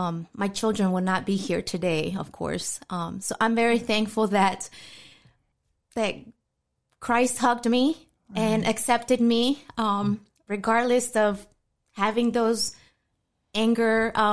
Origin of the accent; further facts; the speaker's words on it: New York City, New York, United States; born there; also born or lived in Florida; I was born in New York City, the Bronx. My parents are originally from Mexico. They arrived here to the States from 1984.